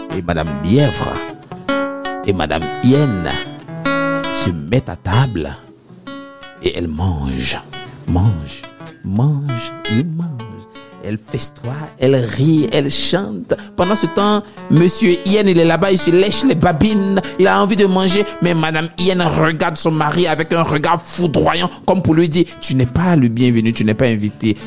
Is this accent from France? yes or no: no; Abidjan, Côte d’Ivoire; chez nous à Abidjan